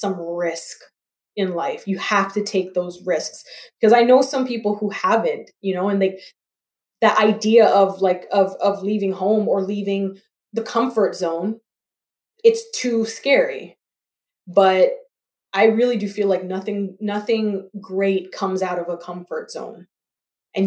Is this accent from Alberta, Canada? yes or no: no; Toronto, Ontario, Canada; also born or lived in Grambling, Louisiana, United States / Atlanta, Georgia, United States; growing up where I grew up in Scarborough and here in Toronto